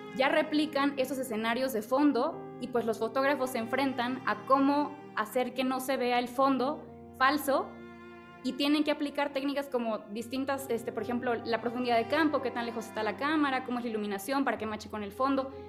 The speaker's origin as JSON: {"language": "Spanish", "region": "Chiapas", "country": "Mexico", "moved": "yes", "lives_now": "Mexico City, Mexico", "said": "yo soy de Chiapas"}